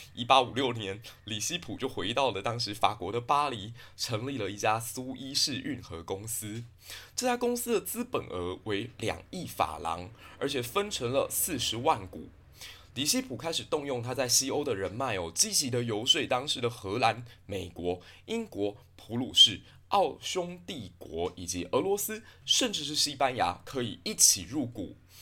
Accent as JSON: {"language": "Chinese", "country": "Taiwan", "said": "埃及这个国家可以给我们台湾人很多的借鉴"}